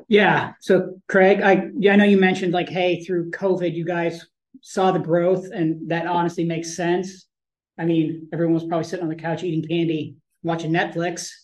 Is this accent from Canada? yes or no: yes; Canada; now in United States; I grew up in Canada